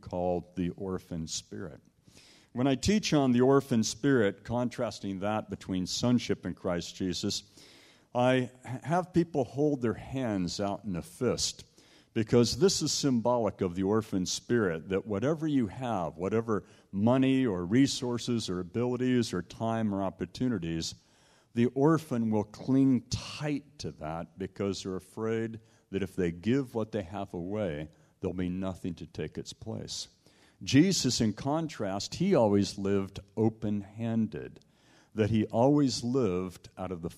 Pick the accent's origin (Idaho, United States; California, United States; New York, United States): California, United States; Southern; also born or lived in Toronto, Canada; I grew up in Southern California